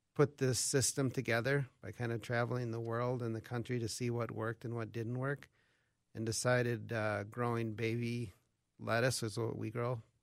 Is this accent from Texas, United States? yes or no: no; Albert Lea, Minnesota, United States; I grew up around Albert Lee, so southern Minnesota